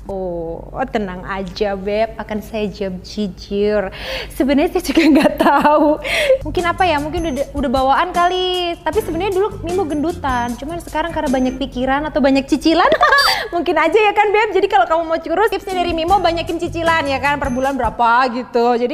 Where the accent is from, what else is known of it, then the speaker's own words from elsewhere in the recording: Banyuwangi, East Java, Indonesia; Aku tuh berasal dari Banyuwangi, desanya Sumber Jambi di pelosok dusun masuk gunung keluar gunung.